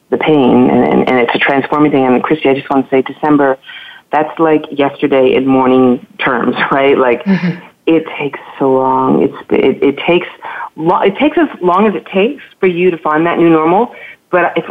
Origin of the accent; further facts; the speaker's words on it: Toronto, Ontario, Canada; I'm from Toronto